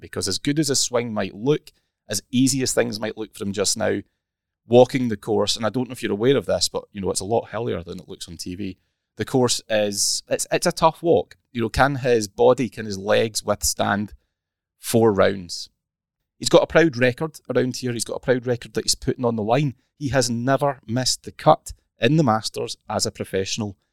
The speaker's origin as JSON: {"language": "English", "region": "Scotland", "country": "United Kingdom", "accent": "Scottish", "said": "I put on my thickest Scottish accent"}